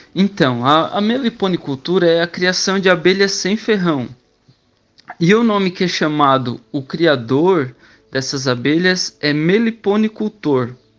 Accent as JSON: {"language": "Portuguese", "town": "Criciúma", "region": "Santa Catarina", "country": "Brazil", "tie": "born or raised there", "said": "eu nasci na cidade de Criciúma, Santa Catarina. Eu trabalho na prefeitura de Criciúma"}